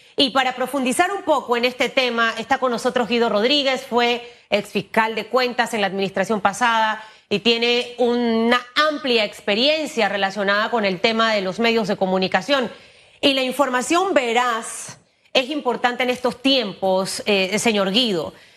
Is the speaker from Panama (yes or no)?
yes; Panama; como panameños